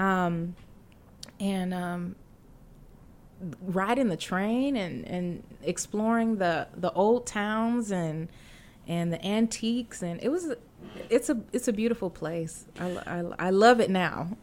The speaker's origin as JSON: {"language": "English", "town": "Champaign", "region": "Illinois", "country": "United States", "tie": "born or raised there", "also_born_or_lived": "Fort Dodge, Iowa / St. Charles, Missouri / Atlanta, Georgia", "moved": "yes", "said": "we moved to um, central Illinois, Champaign, Illinois"}